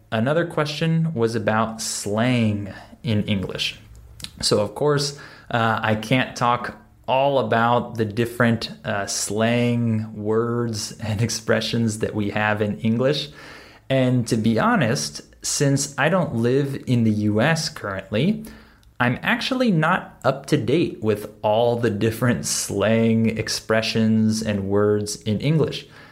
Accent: Southern California, United States; accent: West Coast; this is where I'm from. I'm from Southern California

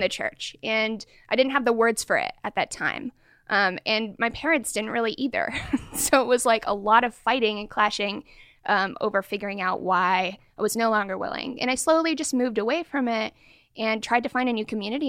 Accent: Portland, Oregon, United States; also born or lived in Sacramento; now in Bay Area, United States; I grew up in Portland, Oregon, okay. and then came over to Sacramento, and now in the Bay Area

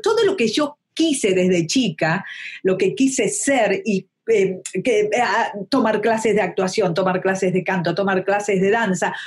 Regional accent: Argentina; also born or lived in Buenos Aires / Mexico

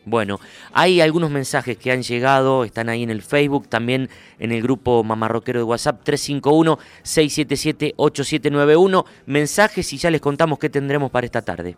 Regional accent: Huinca Renancó, Córdoba, Argentina; moved away; Me crié, me crié, eh, con ellos ahí en Barrio Norte de Huinca

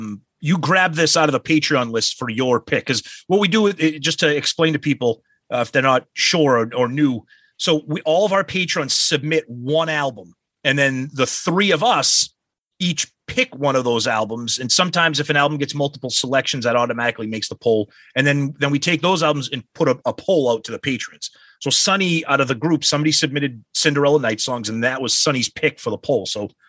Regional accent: Medford, United States; I played hockey growing up in Medford.

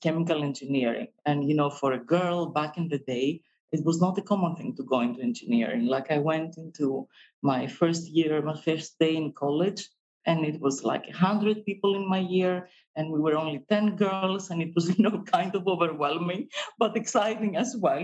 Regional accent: Greece; we come from Greece, but we also come from a pharmacy

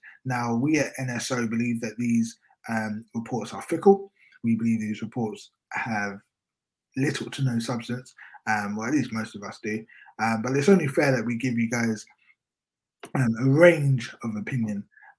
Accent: United Kingdom; now in London, United Kingdom; we are from Britain, even though it's actually raining right now in London, well, the part of London that I'm

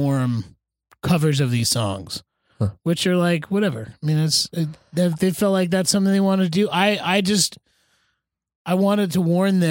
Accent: New Jersey, United States; I grew up in North Jersey in a public high school.

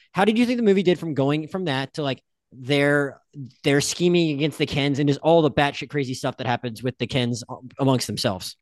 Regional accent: Panhandle of Florida, United States; I'm, I'm from the Panhandle of Florida

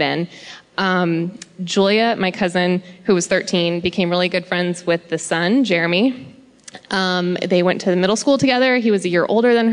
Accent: Montana, United States; now in Costa Mesa, United States; Originally from Montana, but I live in Costa Mesa now.

